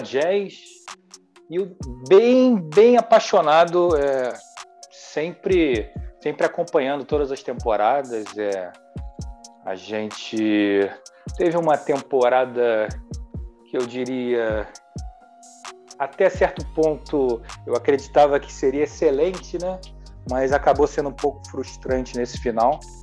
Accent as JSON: {"language": "Portuguese", "region": "Rio de Janeiro", "country": "Brazil", "said": "de aqui do Rio de Janeiro via muito Flamengo e Vasco"}